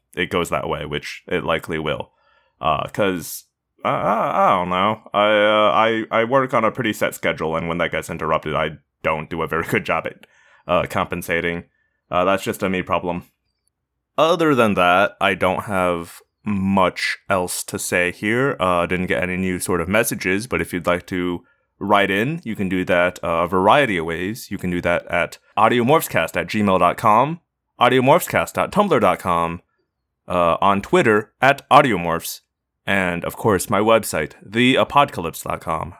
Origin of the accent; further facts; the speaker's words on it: United States; I'm an American